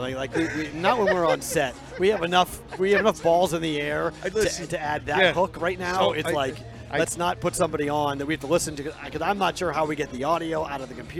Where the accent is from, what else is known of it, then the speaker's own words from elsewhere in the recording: New England, United States; I'm from New England, though, so it's.